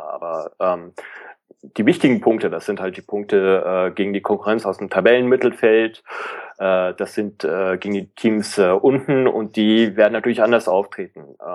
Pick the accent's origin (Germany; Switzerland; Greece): Germany; Hamburg; also man ist froh als Hamburger über jedes Stückchen Konstanz